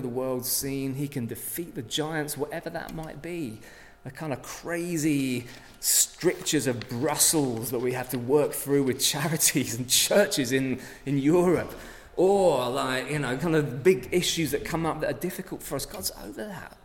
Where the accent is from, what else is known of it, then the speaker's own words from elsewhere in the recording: England, United Kingdom; we come from England